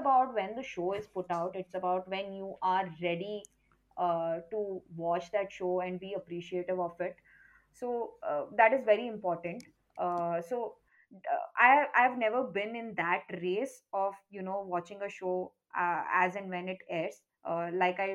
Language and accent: English; Karnataka, India; I come from Karnataka